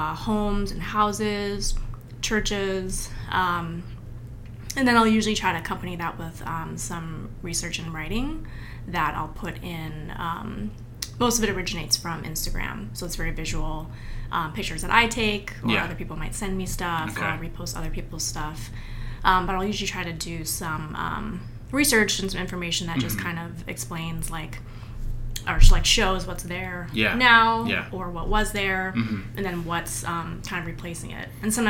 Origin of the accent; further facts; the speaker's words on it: Seattle, Washington, United States; so I was born and raised in Seattle, and I've been here most of my life except about 5 years in New York.